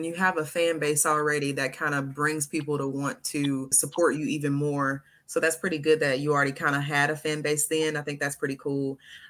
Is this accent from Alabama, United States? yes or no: yes; Alabama, United States; I'm from Alabama, and, you know, people have their stereotypes with Alabama.